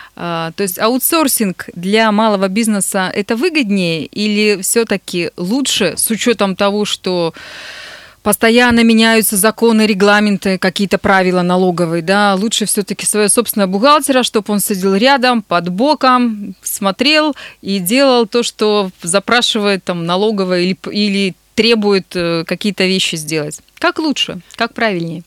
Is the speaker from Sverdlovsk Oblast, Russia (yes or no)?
yes; Nizhny Tagil, Sverdlovsk Oblast, Russia; привет моему родному городу